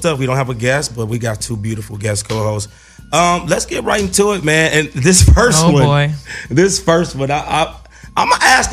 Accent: Gary, Indiana, United States; I'm from Gary, Indiana

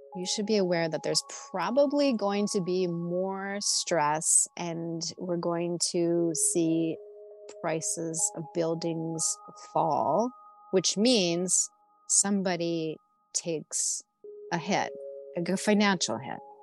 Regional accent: Midwest, United States; I'm just from the Midwest

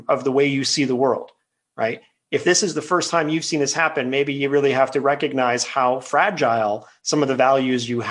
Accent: Quebec, Canada; now in British Columbia, Canada; I'm a British Columbian, but I'm a Quebecer by birth. And as an Anglophone Quebecer, I grew up in a time where I had friends who were both Francophone and Anglophone.

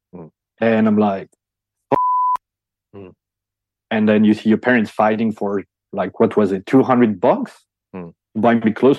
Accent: Belgium; English is a second language; In Belgium.

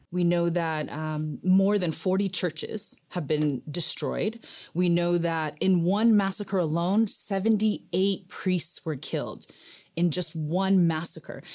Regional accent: Aksum, Tigray, Ethiopia; now in Denver, United States; Where I'm from, my hometown in Aksum, Aksum is a very holy, sacred town.

